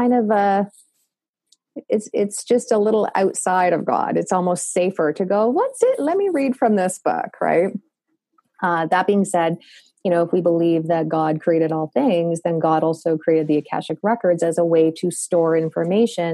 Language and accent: English; Canada; accent: Canadian; my Canadian accent